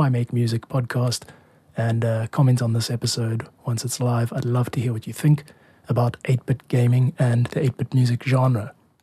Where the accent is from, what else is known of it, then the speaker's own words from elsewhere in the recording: South Africa; I grew up in South Africa